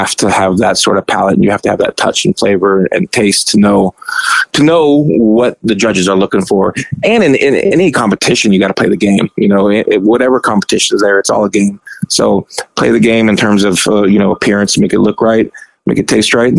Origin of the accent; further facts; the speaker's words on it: Arizona, United States; I'm from Arizona